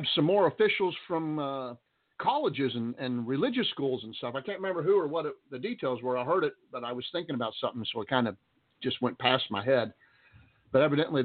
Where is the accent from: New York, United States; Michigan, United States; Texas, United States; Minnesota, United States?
Texas, United States; also born or lived in Roswell, New Mexico; I'm a Texan. I'm a Texan pure through and through. Wasn't born here, but I'm a Texan